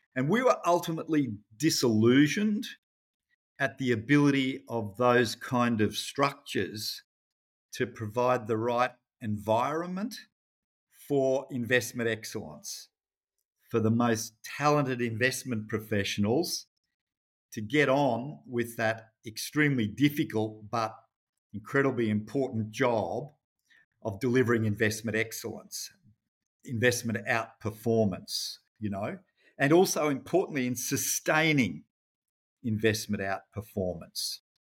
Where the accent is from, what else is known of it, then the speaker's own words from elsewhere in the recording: Rockhampton, Queensland, Australia; I grew up in Rockhampton, actually, in central Queensland.